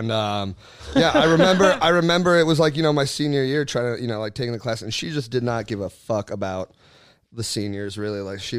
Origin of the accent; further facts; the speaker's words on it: Portland, Oregon, United States; moved away as an adult; now in New York, United States; from Portland, Oregon originally, but I've been in New York 10 years now.